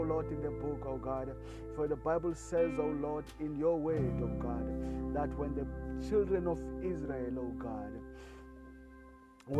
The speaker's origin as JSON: {"language": "English", "country": "South Africa", "said": "I come all the way from South Africa"}